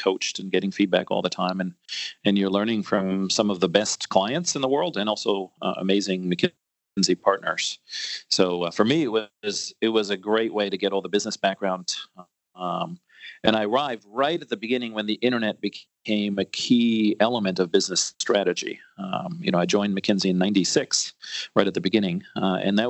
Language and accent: English; Austria; moved away as an adult; also born or lived in New York, United States; now in United States; I'm from a small town up in the mountains